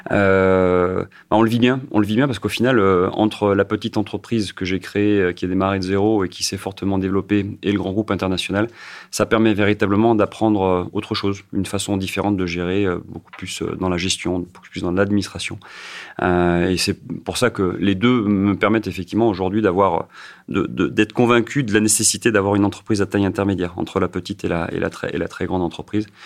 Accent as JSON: {"language": "French", "town": "Saint-Étienne", "region": "Auvergne-Rhône-Alpes", "country": "France", "tie": "born or raised there", "said": "puisque effectivement je suis originaire de Saint-Etienne"}